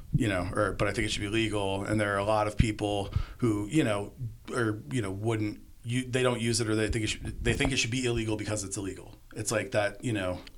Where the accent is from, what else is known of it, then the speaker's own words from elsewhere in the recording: Arizona, United States; my home state of Arizona